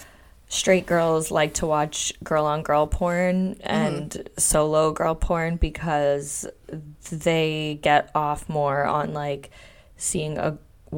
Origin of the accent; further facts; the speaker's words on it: Hamilton, Ontario, Canada; It was also filmed in my hometown, Hamilton